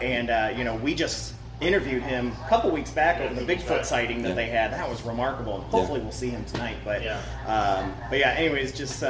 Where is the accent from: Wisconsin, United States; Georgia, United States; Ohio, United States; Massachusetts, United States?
Ohio, United States; Toledo; moved away; I'm originally from Toledo, Ohio